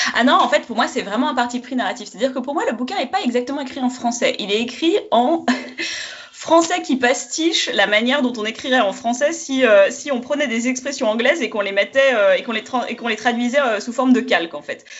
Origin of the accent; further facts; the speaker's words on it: France; je suis française